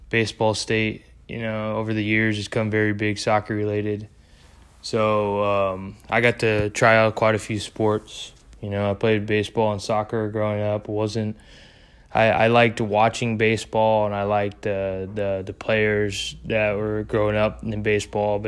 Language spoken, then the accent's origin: English; Texas, United States; I am from Texas.